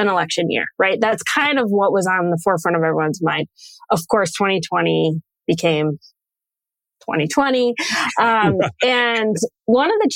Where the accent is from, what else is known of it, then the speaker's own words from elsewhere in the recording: just outside of Chicago, Illinois, United States; moved away as an adult; also born or lived in Western New York; now in Minnesota, United States; I grew up just outside of Chicago, so I'm really from Illinois. I'm not a native Minnesotan, which sometimes I'm reminded of up here